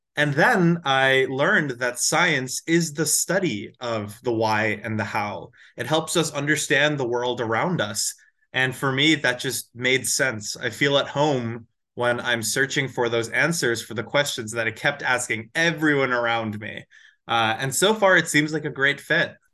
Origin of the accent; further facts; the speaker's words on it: Edison, New Jersey, United States; moved away as an adult; also born or lived in Atlanta, Georgia; now in Massachusetts, United States; I grew up in Edison, New Jersey